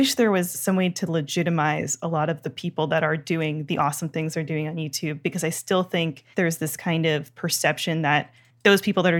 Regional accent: Toronto, Ontario, Canada; now in United States; I grew up in Toronto.

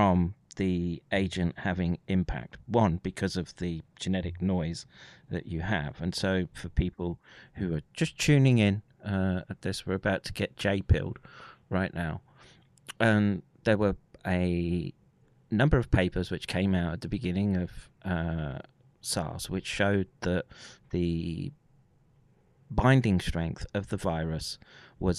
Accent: United Kingdom; born or raised there

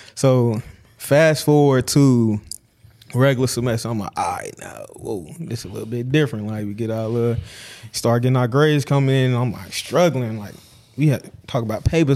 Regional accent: Chicago, Illinois, United States; moved away as an adult; I'm from Chicago

